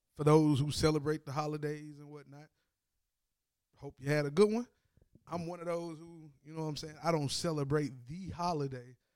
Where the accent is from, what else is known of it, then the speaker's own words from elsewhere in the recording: Tennessee, United States; I'm from Tennessee